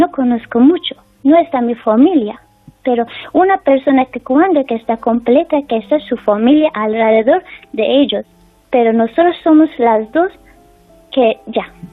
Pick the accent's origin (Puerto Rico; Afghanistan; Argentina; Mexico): Afghanistan; Spanish is a second language; now in Spain; que están mi familia en mi país